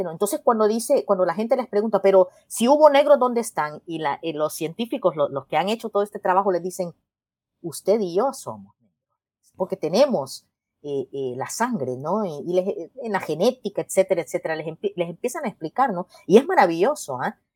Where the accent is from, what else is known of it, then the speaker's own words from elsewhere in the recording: El Salvador; yo le digo, ah, yo soy de El Salvador, ¿y, tú?